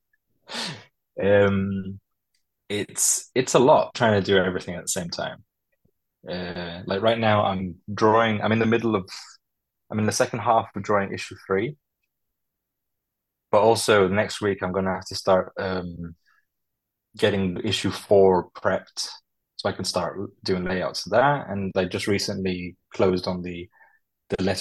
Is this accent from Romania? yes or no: no; Crete, Greece; I grew up in a seaside village, basically, here in a village town here in Greece. So a lot of the aesthetic is and the way that it's been set out, set up as a town is basically where I grew up in Crete.